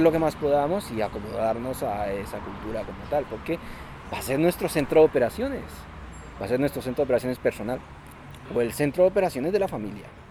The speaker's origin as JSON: {"language": "Spanish", "country": "Colombia", "also_born_or_lived": "Spain", "moved": "as an adult", "lives_now": "Germany", "said": "soy colombiano y emigré a Europa hace ya más de 7 años"}